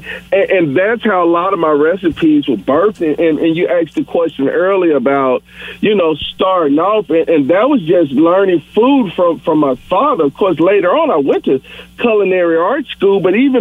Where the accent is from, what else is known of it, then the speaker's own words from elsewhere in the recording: the South, United States; growing up in the South, when my father would always go back to Chicago.